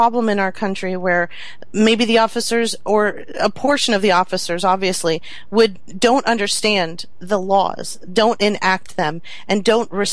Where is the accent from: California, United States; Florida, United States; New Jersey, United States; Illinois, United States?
Florida, United States; Homestead; also born or lived in Miami; I grew up in Homestead, which was mixed with everything